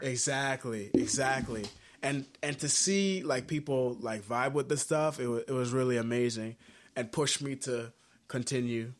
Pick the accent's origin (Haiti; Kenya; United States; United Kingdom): Haiti; moved away; I'm originally from Haiti